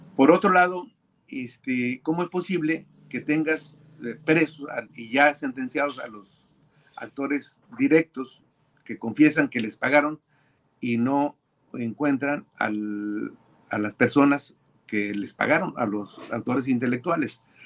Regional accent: Baja California, Mexico; como californiano y como ciudadano mexicano

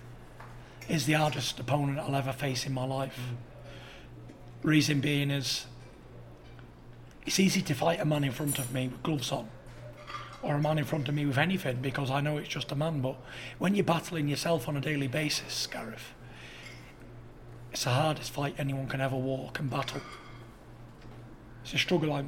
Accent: United Kingdom; As true British gents

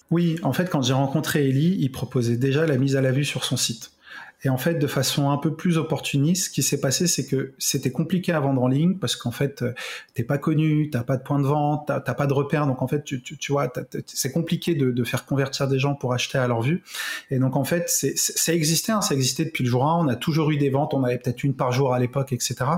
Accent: Carrières-sur-Seine, Île-de-France, France; moi, j'ai grandi en région parisienne

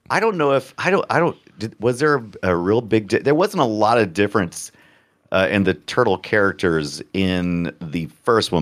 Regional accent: United States; I'm a, I'm an American

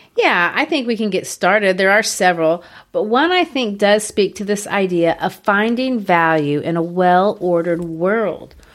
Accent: United States; I'm not English

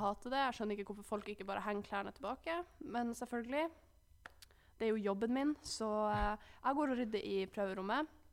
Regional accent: Alta, Finnmark, Norway; moved away; hjemme i Alta så brukte jeg jo å kjøre bil til treningssenteret

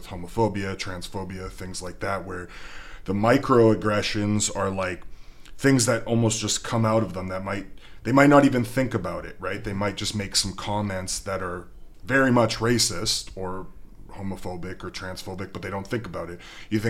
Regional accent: Edmonton, Alberta, Canada; moved away as an adult; also born or lived in Lloydminster; now in Fort St. John, Canada; I was born and raised in Edmonton, Clairview, very multicultural community. Mm-hmm. So when I first moved out of Edmonton for my career in Lloydminster and then here

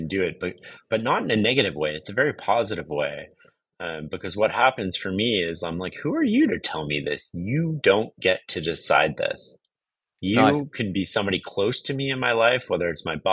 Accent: Canada; I'm from Canada

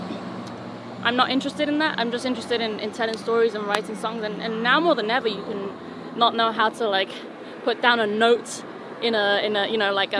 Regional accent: Canary Islands, Spain; first language Spanish; English is a second language; moved away as an adult

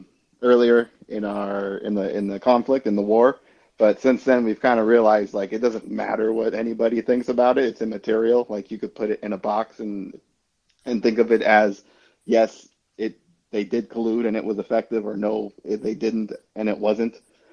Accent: United States; And I guess the only contribution I have to Mark's question as an American would, I don't think there was a lot of people who were thinking about Russia in America before 2014

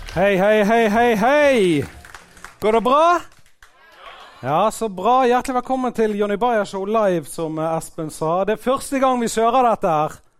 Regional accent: Bergen, Vestland, Norway; Jeg er jo fra Fyllingsdalen sjøl

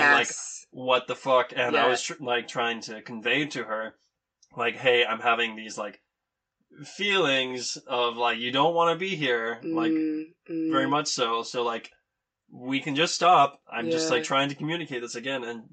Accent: Greenville, South Carolina, United States; moved away; my hometown of Greenville, South Carolina

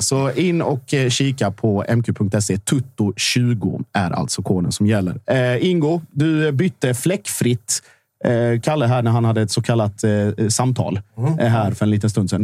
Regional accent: Sweden; jag är född i Sverige

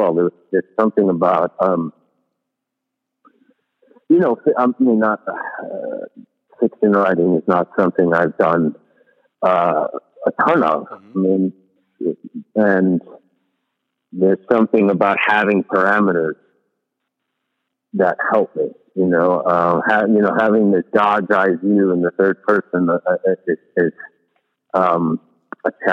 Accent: New York, United States; as a New Yorker

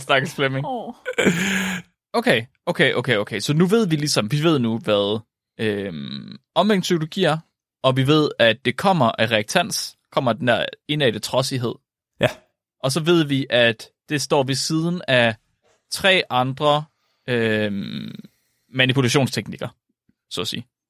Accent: Jutland, Denmark; som jyde

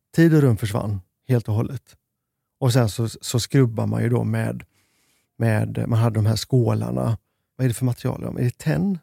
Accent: Sweden; vi i Sverige

